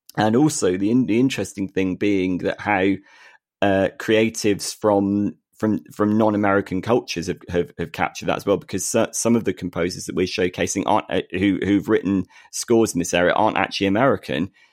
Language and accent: English; United Kingdom; we are two British blokes